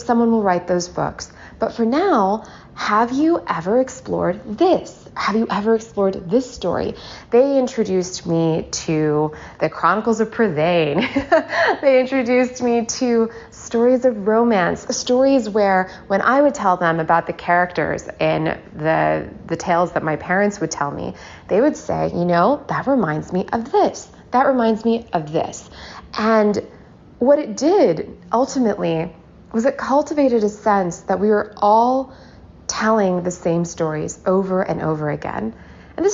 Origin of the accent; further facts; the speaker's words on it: the South, United States; Growing up in the South